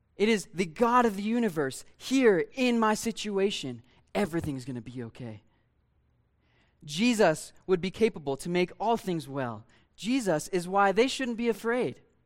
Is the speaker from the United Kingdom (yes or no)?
no; Ohio, United States; I grew up in Ohio, Lake Erie